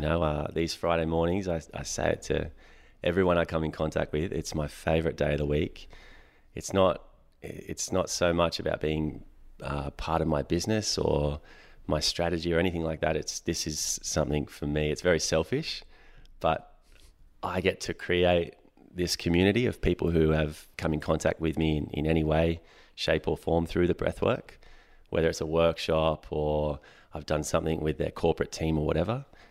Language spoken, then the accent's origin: English; Sydney, New South Wales, Australia; also born or lived in Hawkesbury; I grew up in Western Sydney